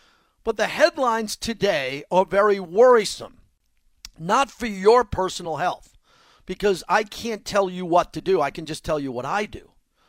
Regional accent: New York, United States; now in Las Vegas, United States; One of my favorite places, if not my favorite place I ever lived, and I'm from New York, and I just love it here.

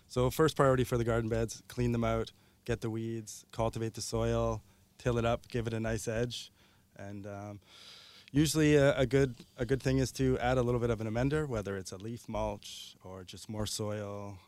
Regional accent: Ontario, Canada; now in Victoria, Canada

